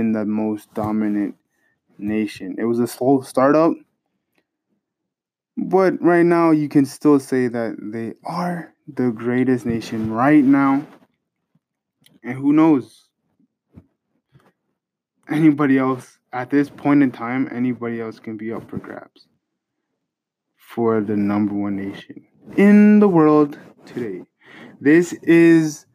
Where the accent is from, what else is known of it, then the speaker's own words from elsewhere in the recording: Canada; as a Canadian